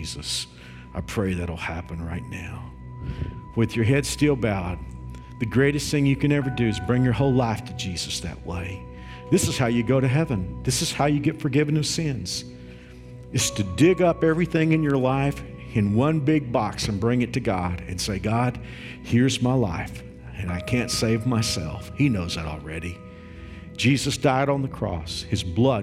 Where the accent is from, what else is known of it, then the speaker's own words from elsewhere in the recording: Fort Worth, Texas, United States; When I was a kid growing up in Fort Worth, you know, I grew up in a traditional church